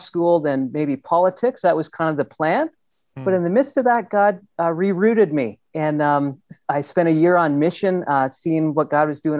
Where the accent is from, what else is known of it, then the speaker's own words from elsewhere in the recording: Ontario, Canada; I grew up in Ontario in a beautiful place with kind of lakes and loved that.